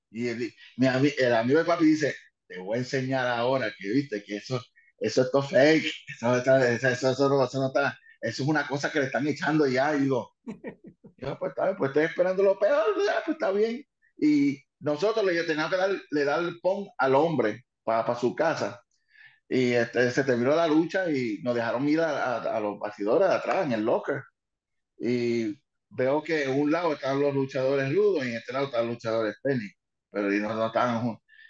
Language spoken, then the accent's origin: Spanish; New York, United States; Spanish is a second language; moved away; also born or lived in Puerto Rico; Nací en Nueva York, en, Manhattan, ah, y me crié en Nueva York por un buen tiempo